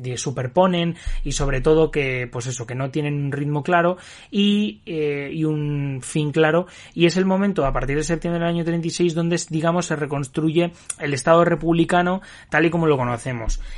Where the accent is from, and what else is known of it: Spain